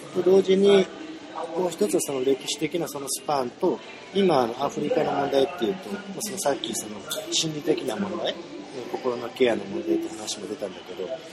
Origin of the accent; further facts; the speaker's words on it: Japan; 少なくとも十分日本で生まれ育った人間だし